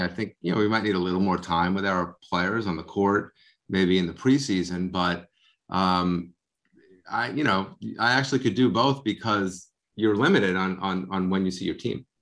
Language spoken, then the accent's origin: English; Long Island, New York, United States; now in Bergen County, United States; I'm from Long Island